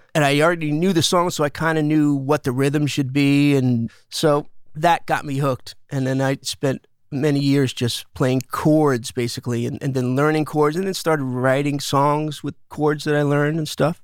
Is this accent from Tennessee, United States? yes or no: no; Smithtown, New York, United States; also born or lived in Bay Ridge, Brooklyn, New York; We moved out to a spot called Smithtown, which is right in the middle of Long Island.